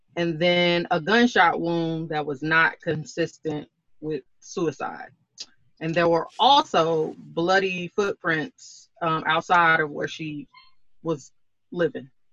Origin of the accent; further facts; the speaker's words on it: Oklahoma, United States; I'm from Oklahoma